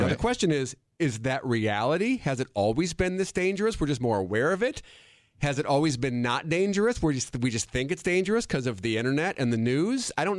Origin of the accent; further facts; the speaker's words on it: Monona, Wisconsin, United States; I'm from Monona. He's from Cottage Grove, and both those cities go to Monona Grove High School.